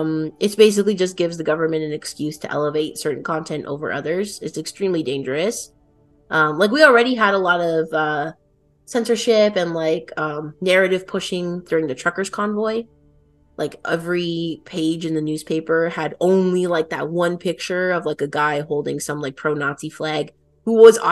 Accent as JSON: {"language": "English", "country": "Canada", "said": "I'm Italian Canadian"}